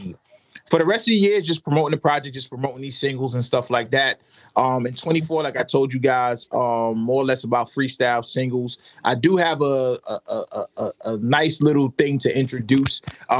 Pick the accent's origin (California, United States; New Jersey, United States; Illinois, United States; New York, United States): New York, United States; New York City; moved away as an adult; also born or lived in Connecticut / the South; I got to represent Brooklyn. I am from Brooklyn.